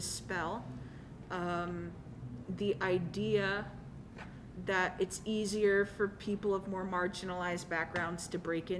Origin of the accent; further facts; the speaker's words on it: New York City, New York, United States; I grew up in Coney Island